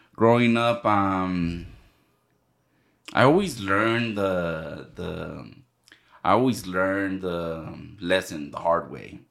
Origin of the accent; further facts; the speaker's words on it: El Monte, California, United States; my story started in El Monte